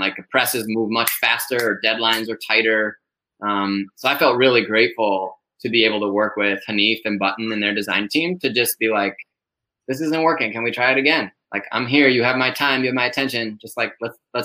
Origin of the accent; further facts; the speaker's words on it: Ann Arbor, Michigan, United States; also born or lived in Chicago; now in New York City, United States; I grew up in Michigan. I grew up in Ann Arbor